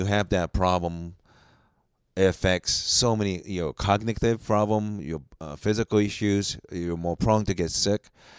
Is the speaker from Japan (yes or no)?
yes; Japan; born there; I was born in Japan. I have a Japanese name, but I'm ethnically Korean.